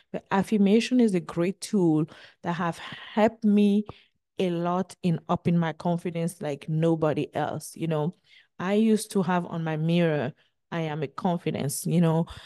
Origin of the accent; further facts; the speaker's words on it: Benin; moved away as an adult; also born or lived in United States; twenty-five year of living my hometown, Benin